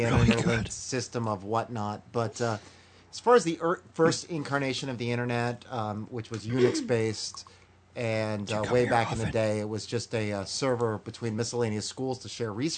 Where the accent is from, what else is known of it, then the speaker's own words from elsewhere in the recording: California, United States; I'm from California